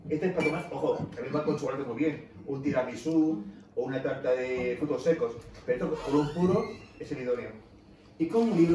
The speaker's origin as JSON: {"language": "Spanish", "region": "Canary Islands", "country": "Spain", "tie": "born there", "said": "Yo nací en Canarias y mi madre es de Sogovia, de un pueblo cerca de la dos Cuellas."}